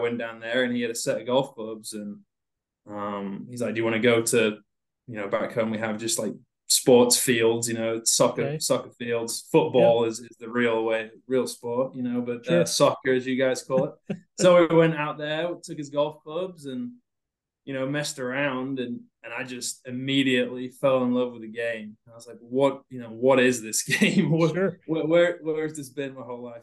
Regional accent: England, United Kingdom; also born or lived in South Carolina; now in Iowa, United States; I'm from England, you know, originally. I don't know if everyone knows that, but from England. Growing up, I played all sports in England

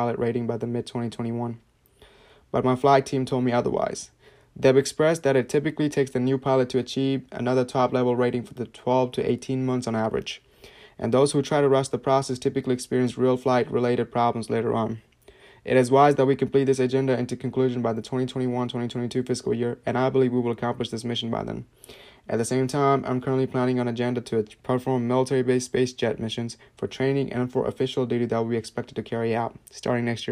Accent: Virginia, United States; I'm currently with my family relatives I've grown up with since I was a young boy in Virginia

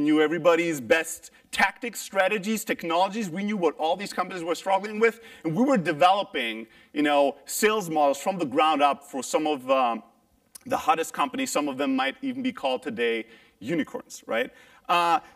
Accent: Germany; moved away; also born or lived in Greece; I'm originally Greek, but I grew up in Germany

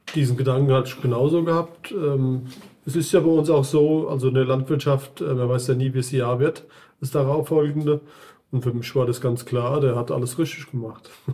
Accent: Lämmerspiel, Hesse, Germany; komme aus Lämmerspiel

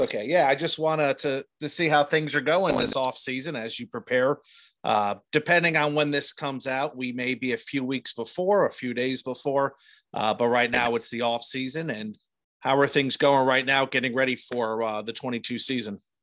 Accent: New Jersey, United States; now in Indiana, United States; I grew up in New Jersey

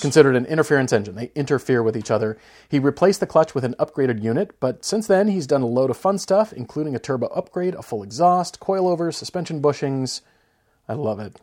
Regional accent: Fort Collins, Colorado, United States; Fort Collins, Colorado, my hometown, where I, where I grew up

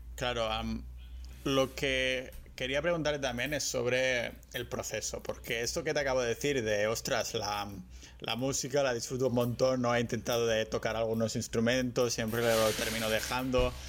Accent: Barcelona, Catalonia, Spain

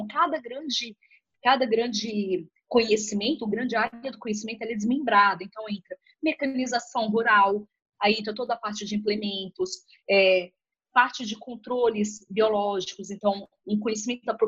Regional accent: Balsas, Maranhão, Brazil; moved away; eu sou natural de Balsas, no Maranhão, uma cidadezinha que, a, que, que vive por conta do agronegócio. E em Balsas, eu sempre cresci

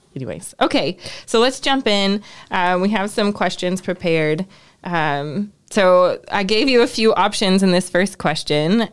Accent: Ohio, United States; I grew up in Ohio

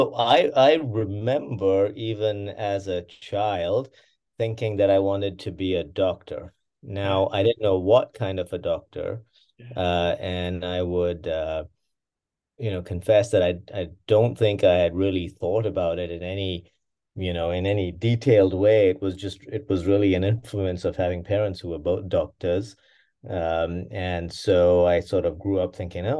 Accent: Pakistan; also born or lived in England; I was born there in England. My older brother, of course, was also born there, and then we, you know, I was probably two or three when we left England, so quite young, and my father, in particular, had family in Pakistan.

